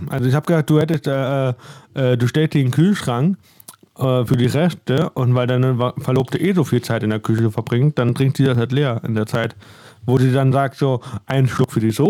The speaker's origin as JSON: {"language": "German", "region": "Northern Germany", "country": "Germany", "said": "weil ich bin aus dem Norden, da, da, da komme ich ja nicht so günstig an ihr Brot dran."}